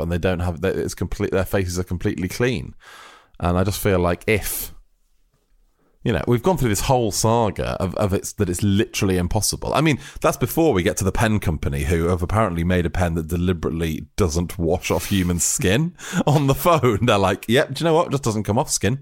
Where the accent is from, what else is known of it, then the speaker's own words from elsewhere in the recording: United Kingdom; We are British fools.